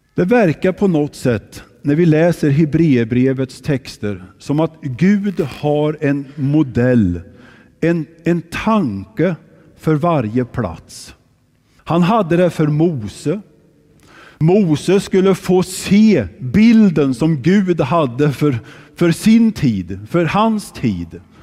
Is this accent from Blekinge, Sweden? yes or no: no; Kristinehamn, Värmland, Sweden; moved away; när jag växte upp i Kristinehamn